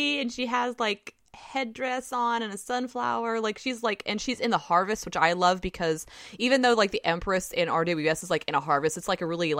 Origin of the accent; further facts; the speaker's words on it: near Alabama, Southern US, United States; accent: southern; Did you hear my southern accent? This is how early it is. I can't control my southern accent.